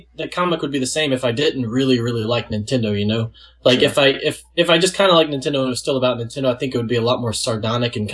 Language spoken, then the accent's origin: English; Gonzales, Louisiana, United States; I've been living here in Louisiana, a small town called Gonzales, kind of close to Baton Rouge, my whole life